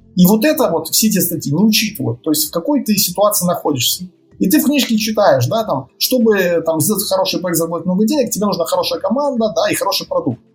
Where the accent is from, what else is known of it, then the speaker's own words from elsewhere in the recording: Novopolotsk, Vitebsk Region, Belarus; moved away as an adult; now in Minsk, Belarus; это мой родной город